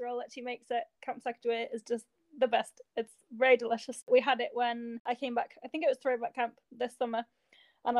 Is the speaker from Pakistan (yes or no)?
no; England, United Kingdom